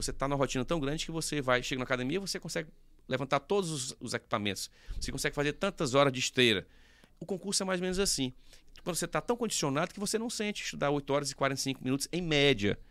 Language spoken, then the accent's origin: Portuguese; Teresina, Piauí, Brazil; Nasci aqui, né, sempre morei aqui